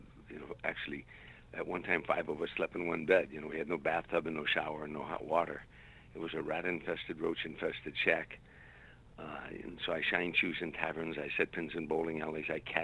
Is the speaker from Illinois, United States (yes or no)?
yes; Harvey, Illinois, United States; Originally, I'm from a suburb on the south side of Chicago called Harvey, Illinois. It's 147th south of the city. And it was in those days a microcosm of America to me. Steel mills and factories and, you know, blue-collar people, hard-working